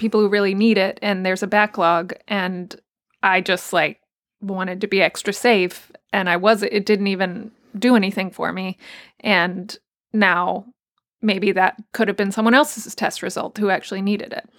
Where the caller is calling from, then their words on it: New York City, New York, United States; I'm calling from Brooklyn, New York.